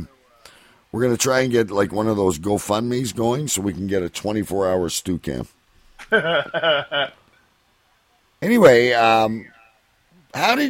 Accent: Canada; as a Canadian

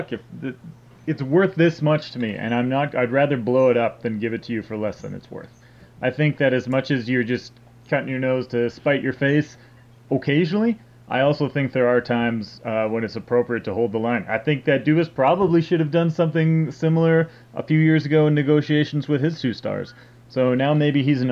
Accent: Edmonton, Alberta, Canada; I grew up in Edmonton

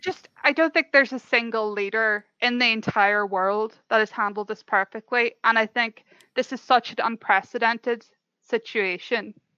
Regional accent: Ireland; I'm from Ireland

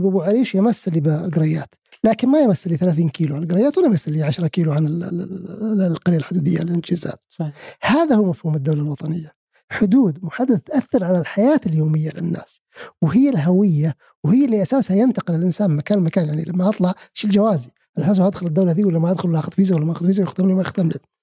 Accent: Saudi Arabia; انا كسعودي

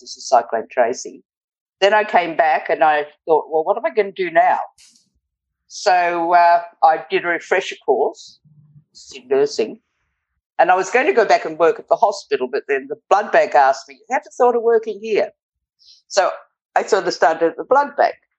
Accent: Glen Innes, New South Wales, Australia; now in Northern Territory, Australia; In the country, northern New South Wales, in Glen Innes. My parents had a sheep property

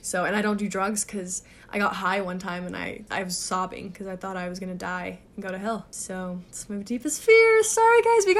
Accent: Germany; I grew up in Germany, but I was just a basic goody two-shoes kid.

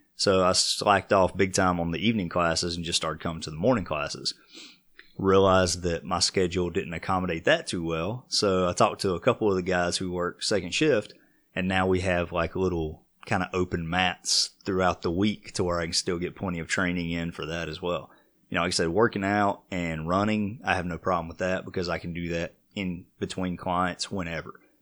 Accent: Vail, Colorado, United States; growing up in Vail, everybody had horses

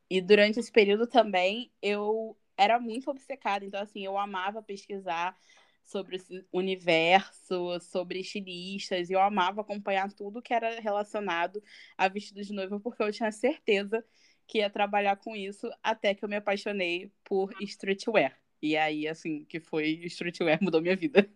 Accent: Mesquita, Rio de Janeiro, Brazil; Sou de Mesquita. Mesquita, amo sotaque. Na Baixada Fluminense.

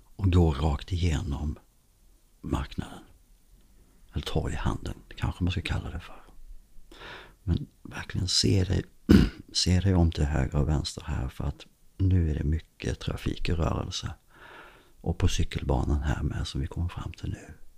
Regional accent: Skåne, Sweden; när man är uppvuxen här nere i Skåne så växer man också upp med dansk TV

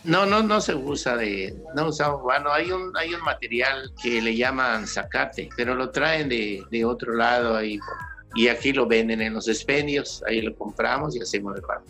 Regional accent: Valladolid, Yucatán, Mexico; moved away as an adult; now in Cancún, Mexico; Nosotros somos de Valladolid, Yucatán

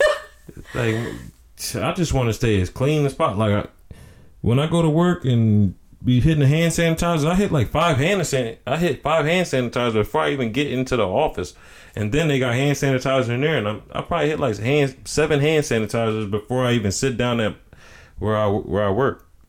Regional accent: North Carolina, United States; I'm from North Carolina

